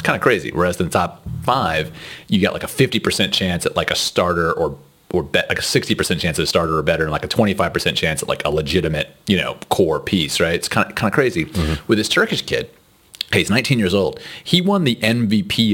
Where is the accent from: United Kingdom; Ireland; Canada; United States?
United States; Houston, Texas; we are from Houston.